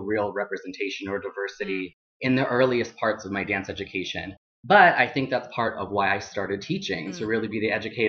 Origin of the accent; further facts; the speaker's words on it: Colombia; born there; I am adopted from Colombia. I'm an indigenous Latinx person.